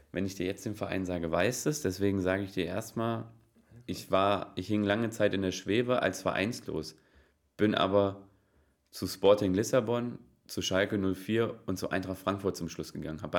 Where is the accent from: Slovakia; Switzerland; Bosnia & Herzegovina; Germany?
Slovakia; Ich bin Slowake. Okay. Oh, und Slowake. Slowake und bin 2003 nach Nürnberg gewechselt.